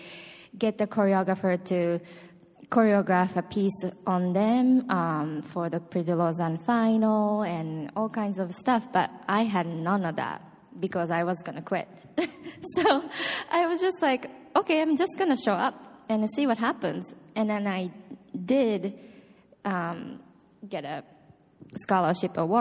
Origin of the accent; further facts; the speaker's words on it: Osaka, Japan; moved away; I am from Osaka, Japan, and I started taking ballet classes at age 7.